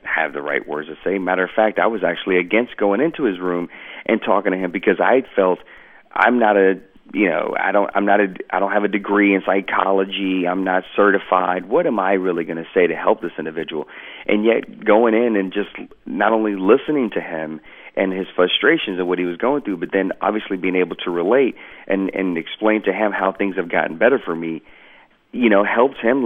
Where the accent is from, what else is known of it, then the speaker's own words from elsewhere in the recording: Georgia, United States; moved away as an adult; I was allowed to go home to my hometown of Georgia